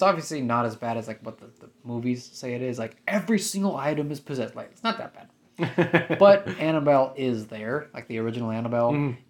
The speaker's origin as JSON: {"language": "English", "region": "Iowa", "country": "United States", "said": "I'm from Iowa."}